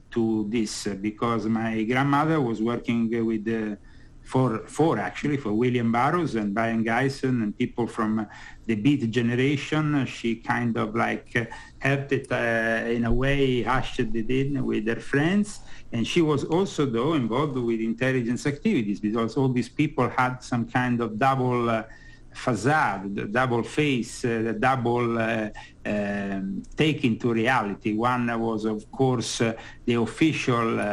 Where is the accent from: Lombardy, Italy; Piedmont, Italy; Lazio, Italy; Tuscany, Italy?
Lazio, Italy; Rome; moved away as an adult; now in United States; I've been born and brought up in the Catholic world in Rome.